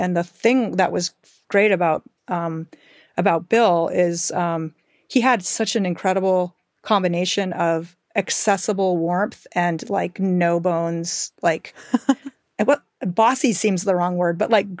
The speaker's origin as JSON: {"language": "English", "region": "Michigan", "country": "United States", "tie": "born or raised there", "said": "I grew up in Western Michigan and kind of urban Rust Belt."}